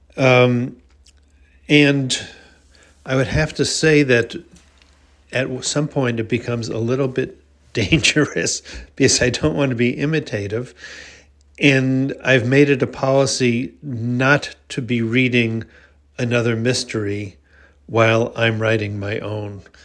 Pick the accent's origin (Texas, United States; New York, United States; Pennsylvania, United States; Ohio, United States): New York, United States; Long Island; a dear old friend named Myra Ross, who I grew up with on Long Island